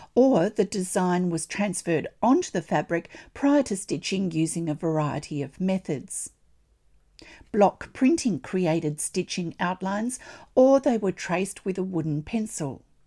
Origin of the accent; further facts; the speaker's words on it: Australia; I'm an Australian textile artist